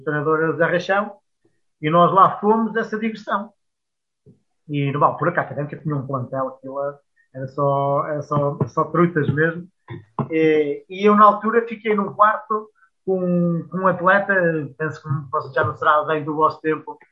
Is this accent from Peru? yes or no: no; Coimbra, Centro, Portugal; also born or lived in Cambres; eu eh, nasci em Cambres, mas eu sou de Coimbra. Eu fui para lá com muito, para muito cedo, naquela altura em que da nossa adolescência começam a fazer os primeiros amigos